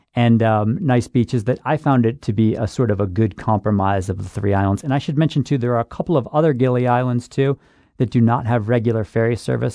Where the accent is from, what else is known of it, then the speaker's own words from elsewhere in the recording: Buffalo, New York, United States; I'm from Buffalo too, Rick. So I'm I'm a Buffalo, New York boy